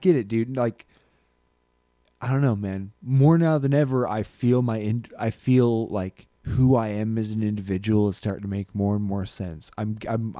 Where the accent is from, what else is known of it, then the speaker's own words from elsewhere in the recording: Alaska, United States; moved away; what Alaskan life as a kid was like